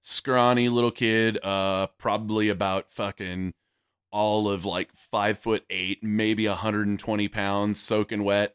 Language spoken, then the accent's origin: English; Yuma, Arizona, United States; moved away; also born or lived in Fort Bliss, Texas / El Paso, Texas; I was originally, uh, born and raised in Yuma, Arizona